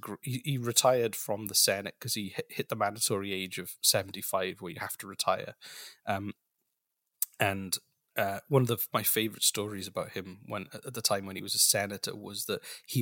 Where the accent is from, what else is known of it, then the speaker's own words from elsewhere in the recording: Wales, United Kingdom; I'm from Wales.